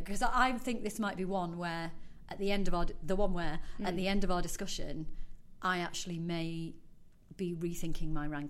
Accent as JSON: {"language": "English", "country": "United Kingdom", "tie": "born or raised there", "said": "as a British kid"}